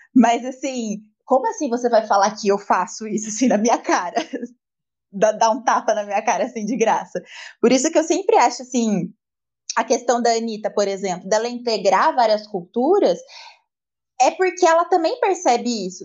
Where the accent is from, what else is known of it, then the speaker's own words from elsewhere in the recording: interior of São Paulo, Brazil; Eu entendo muito mais uma letra de modão que fala do interior de São Paulo, que é de onde eu sou